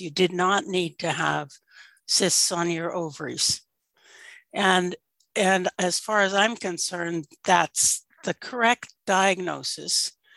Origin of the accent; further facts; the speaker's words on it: Alaska, United States; I grew up in Alaska in fishing villages